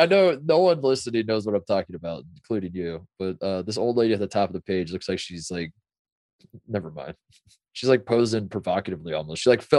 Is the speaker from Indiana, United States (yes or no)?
yes; Indianapolis, Indiana, United States; because I'm from Indy